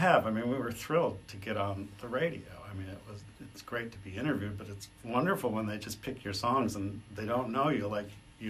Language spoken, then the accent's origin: English; Detroit, Michigan, United States; moved away as an adult; I grew up in Detroit